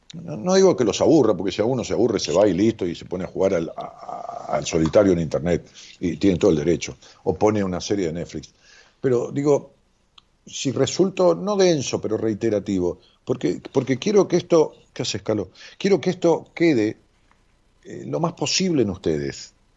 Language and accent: Spanish; Ramos Mejía, Buenos Aires Province, Argentina; now in Buenos Aires, Argentina; allá en mi pueblo, digo pueblo con todo cariño, es una ciudad de qué sé 300, 400 mil habitantes, este, Ramos Mejía